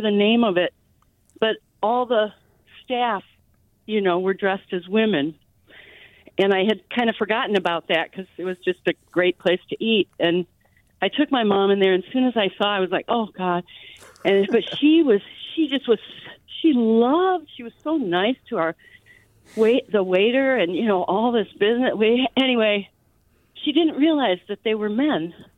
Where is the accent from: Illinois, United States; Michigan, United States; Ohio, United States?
Michigan, United States; moved away as an adult; also born or lived in San Francisco, California; now in San Anselmo, United States; I grew up in Michigan and had to move to California in San, seventy-nine to come out